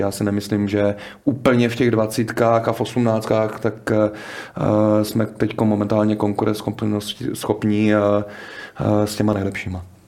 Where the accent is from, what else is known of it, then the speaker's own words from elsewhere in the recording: Czechia; u nás v Čechách